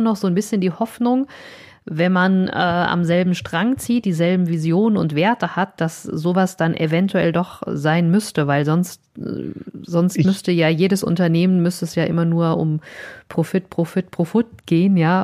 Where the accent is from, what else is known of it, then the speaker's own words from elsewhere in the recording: Vogelsberg, Hesse, Germany; ich bin ja so ein altes Landei, ne? ich bin aus dem Vogelsberg